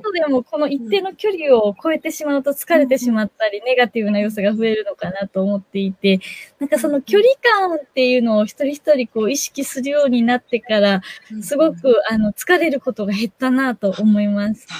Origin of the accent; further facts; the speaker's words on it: Shiga, Japan; moved away as an adult; now in Tokyo, Japan; 自分もずっと地方の滋賀県のど田舎で育ってきて、で、社会人になって初めて東京に出たんですけれども